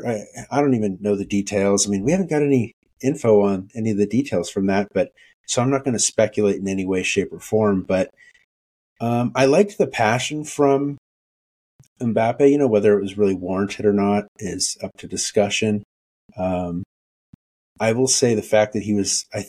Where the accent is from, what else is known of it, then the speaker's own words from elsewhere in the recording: United States; I'm ultimately American